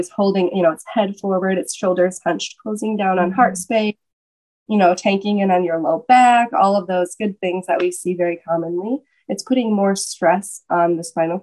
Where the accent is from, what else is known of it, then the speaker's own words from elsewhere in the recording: Michigan, United States; moved away as an adult; also born or lived in Atlanta, Georgia; moved back to Michigan. I'm originally from Michigan.